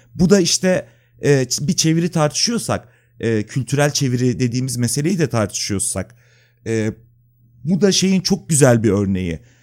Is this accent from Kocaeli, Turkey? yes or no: yes; İzmit, Kocaeli, Turkey; moved away as an adult; now in Istanbul, Turkey; Yani işte ben İzmitliyim. İşte İzmit'te doğdum. Orada okudum. 99'da İstanbul'a geldim depremden sonra